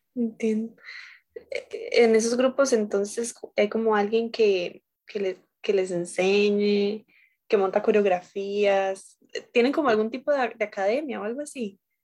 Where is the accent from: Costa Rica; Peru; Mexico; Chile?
Costa Rica; nosotros como costarricenses